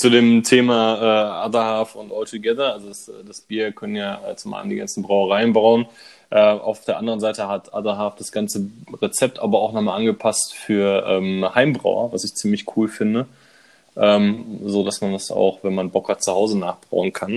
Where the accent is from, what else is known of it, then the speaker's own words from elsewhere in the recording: Bochum, North Rhine-Westphalia, Germany; ich komme aus Bochum.